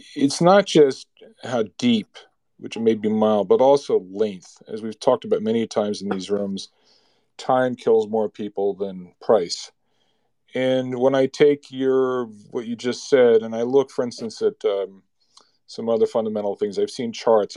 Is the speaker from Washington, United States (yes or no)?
no; New Jersey, United States; I'm from New Jersey